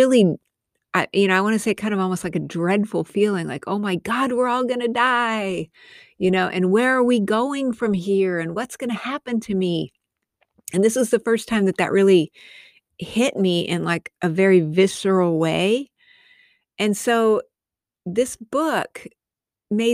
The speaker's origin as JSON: {"language": "English", "town": "Albuquerque", "region": "New Mexico", "country": "United States", "tie": "born or raised there", "said": "I grew up in Albuquerque, New Mexico"}